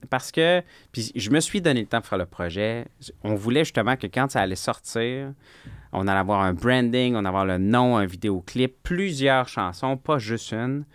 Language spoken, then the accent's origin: French; Quebec, Canada; Je viens du Québec